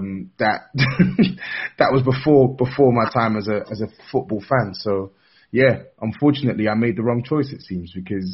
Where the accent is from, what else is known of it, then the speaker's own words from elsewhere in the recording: Enfield, London, United Kingdom; I'm from Enfield as well.